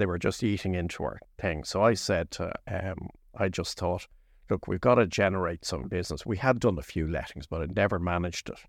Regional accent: Lucan, Leinster, Ireland; I grew up in Lucan when Lucan was a village.

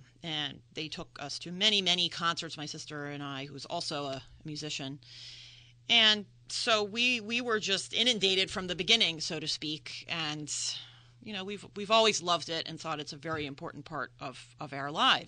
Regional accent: the Main Line outside of Philadelphia, Pennsylvania, United States; moved away as an adult; now in Delaware, United States; I am from the Main Line outside of Philadelphia. My parents still live in the same house. They've been there for about 50 years.

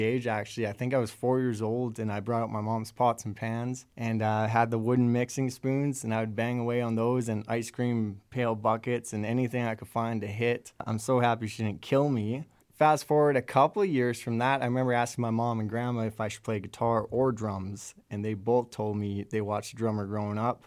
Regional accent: Lethbridge, Alberta, Canada; I'm from Lethbridge, Alberta.

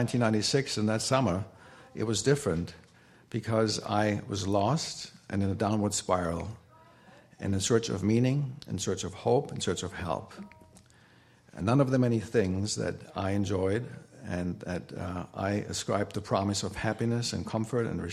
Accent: Germany; growing up in Germany, there are lots of cathedrals

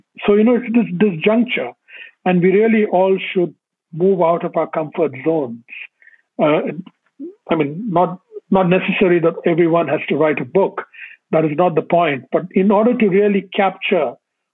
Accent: India; I grew up in India

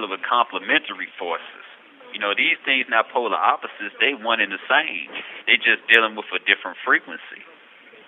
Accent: United States; growing up in America

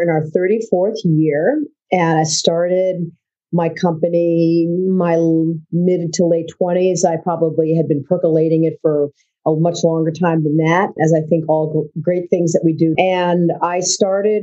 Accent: Keene, New Hampshire, United States; also born or lived in Florence, Italy; I grew up in Keene, New Hampshire

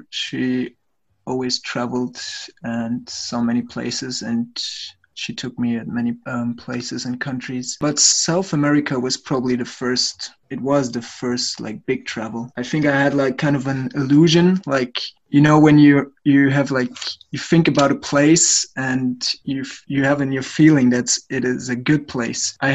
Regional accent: Munich, Bavaria, Germany; from Germany, Munich.

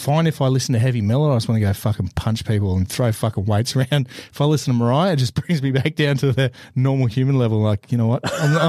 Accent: Brisbane, Queensland, Australia; now in Newcastle, Australia; I'm from Brisbane originally, Newcastle's the home.

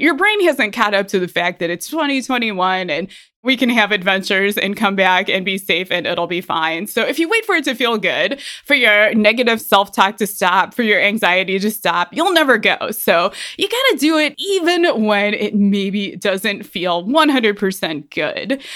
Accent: Ohio, United States; moved away as an adult; now in Colorado, United States; I'm from Ohio

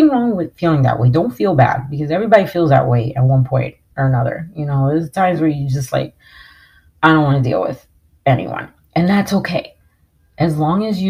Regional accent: New York, United States; I grew up in New York

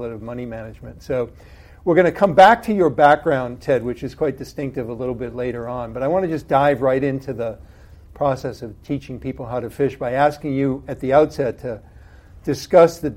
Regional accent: New England, United States; I'm the guy from New England

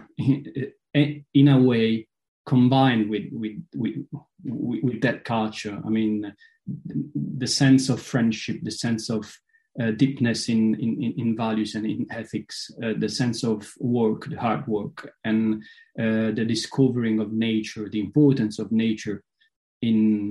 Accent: Potenza, Basilicata, Italy; my hometown, Potenza, is a very, very Scottish city

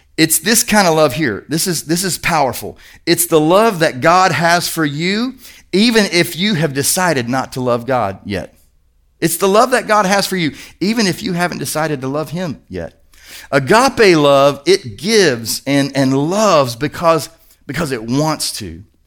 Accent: Kentucky, United States; I'm from Kentucky

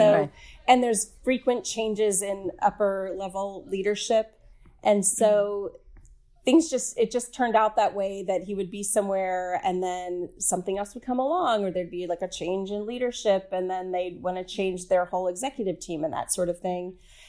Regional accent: the South, United States; And I grew up in the South, and I really don't think it's that bad.

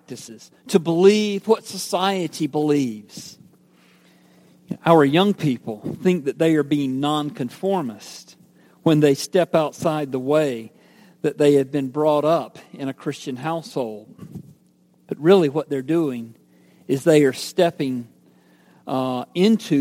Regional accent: Georgia, United States; I was born and raised in Georgia

